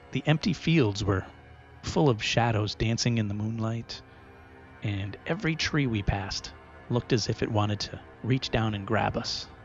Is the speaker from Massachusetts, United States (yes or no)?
yes; Rehoboth, Massachusetts, United States; There are two popular urban legends that most of us knew growing up near Rehoboth, Massachusetts.